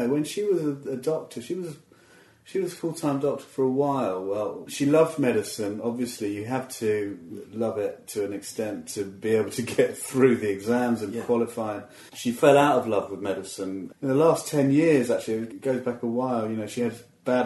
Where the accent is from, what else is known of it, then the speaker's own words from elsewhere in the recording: Watford, East of England, United Kingdom; I grew up around Watford area